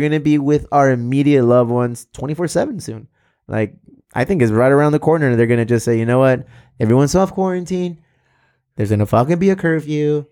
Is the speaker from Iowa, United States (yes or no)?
no; South Bay, California, United States; we're both from the South Bay